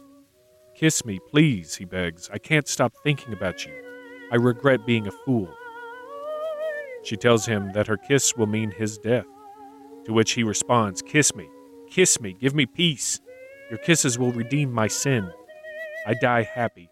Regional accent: United States; Growing up in America

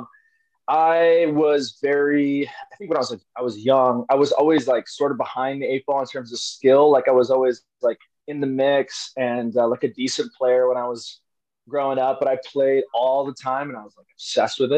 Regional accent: Arizona, United States; also born or lived in New Jersey; I grew up here in Arizona, but I was born in New Jersey. We moved here when I was like three, so I don't really remember anything else other than Arizona.

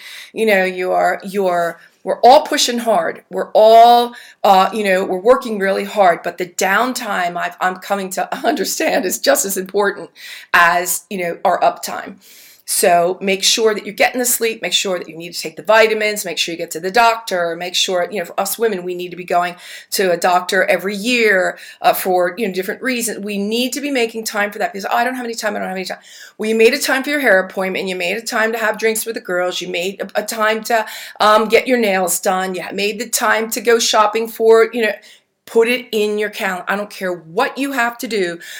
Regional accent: New Jersey, United States; The Godfather series, along with Goodfellas, because I'm from Jersey and I love my mafia movies

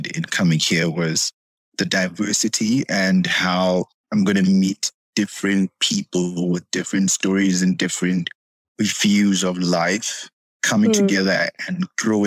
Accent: Botswana; I'm from Botswana

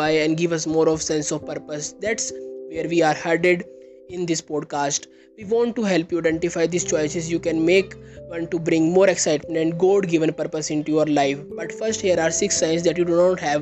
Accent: India; I am from India.

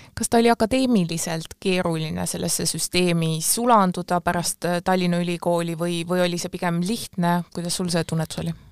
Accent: Pärnu, Pärnu County, Estonia; mina ise olen pärnakas

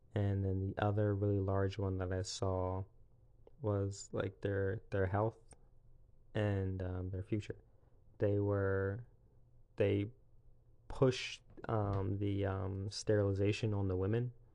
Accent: South Carolina, United States; also born or lived in Pennsylvania; I was born in Pennsylvania when I was, like, six. We moved to, um, South Carolina

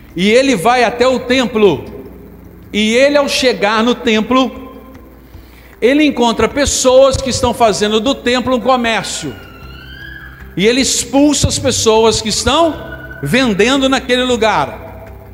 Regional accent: Brazil; nós somos brasileiros, certo? Somos brasileiros

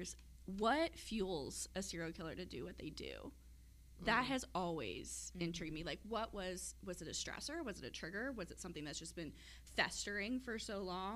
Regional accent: Kansas City, United States; we're from the Kansas City area

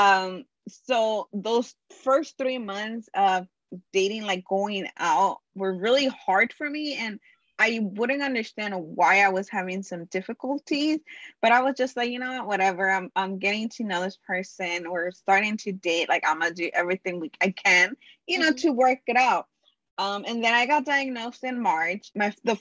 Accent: Los Angeles, California, United States; I am from Los Angeles, California.

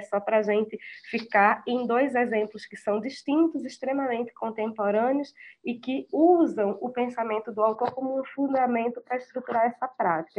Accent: Recife, Pernambuco, Brazil; como educadora, como recifense

